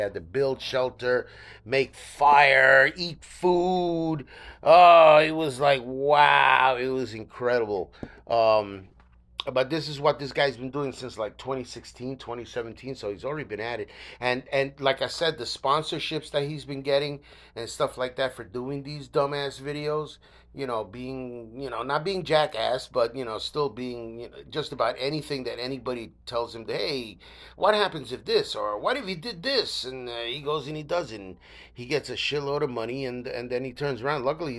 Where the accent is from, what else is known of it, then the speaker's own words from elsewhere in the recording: New York, United States; You know that as a New Yorker, I'm really not into it.